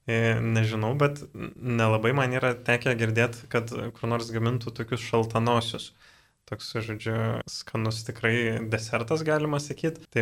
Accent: Dzūkija, Lithuania; aš pats esu iš Dzukijos, tai vad seneliai, e, tėčio pusės irgi vad yra iš Dzukijos, toks krosnos e, miestelis yra

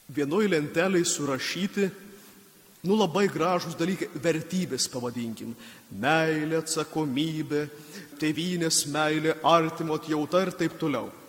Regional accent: Samogitia, Lithuania; Mes žemaičiai kalnus gėdam

